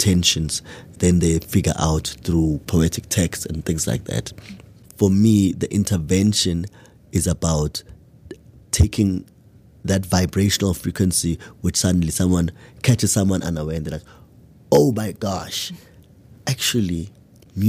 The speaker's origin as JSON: {"language": "English", "area": "Matateni", "region": "KwaZulu-Natal", "country": "South Africa", "tie": "born or raised there", "said": "in the environment I grew up in Matateni, in KwaZulu-Natal"}